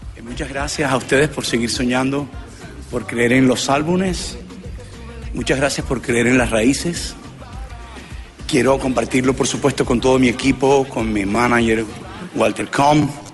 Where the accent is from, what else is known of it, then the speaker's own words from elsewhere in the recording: Colombia; mis colombianos, a mi país